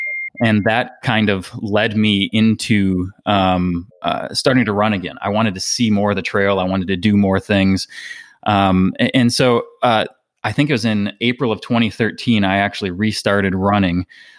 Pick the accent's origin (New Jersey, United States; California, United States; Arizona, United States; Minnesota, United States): Minnesota, United States; moved away as an adult; also born or lived in Hawaii / Colorado; now in Asheville, United States; I am, 38 years old. I'm originally from Minnesota. I have lived here in the greater Asheville, North Carolina area for the past about 3 years now. And prior to that, I had moved back and forth between Hawaii